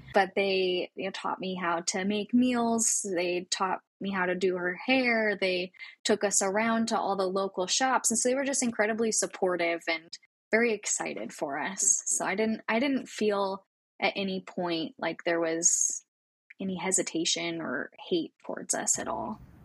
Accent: Coeur d'Alene, Idaho, United States; Born and raised in North Idaho, a tiny little town called Coeur d'Alene

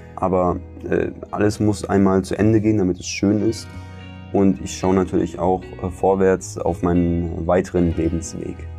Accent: Berlin, Germany; moved away as an adult; now in Kazakhstan; Ich bin als Berliner auch an eine multikulturelle Vielfalt gewöhnt

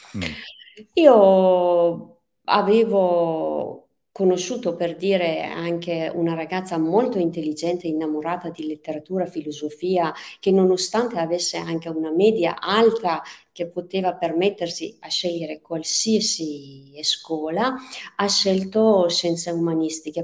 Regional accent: Tehran, Tehran Province, Iran; Italian is a second language; moved away as an adult; now in Verona, Italy; Io sono persiana iraniana, sono nata e cresciuta a Teheran

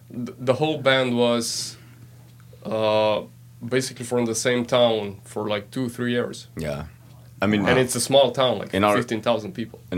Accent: Slovenia; we're the from Slovenia.

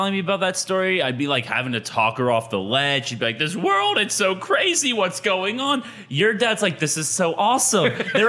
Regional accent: United States; I'm an American

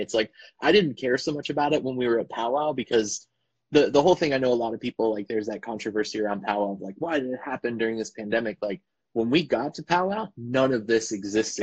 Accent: Florida, United States; now in Portland, United States; I was born and raised actually in Florida

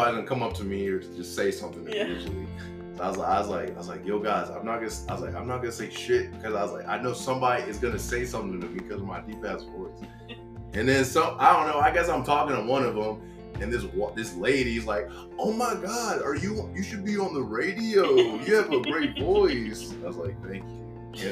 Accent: Maryland, United States; moved away; also born or lived in Texas; I was from Maryland

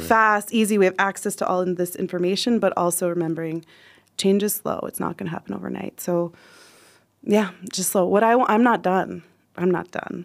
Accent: United States; moved away as an adult; now in Nepal; I'm American

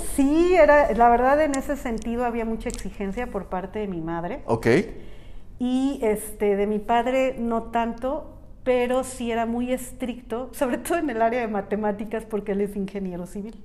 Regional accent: San Miguel de Allende, Guanajuato, Mexico; moved away as an adult; nací en San Miguel de Allende

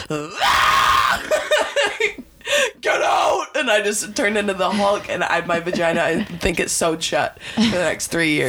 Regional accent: Michigan, United States; Ancient. Anything that has an A in it. Because I'm from Michigan.

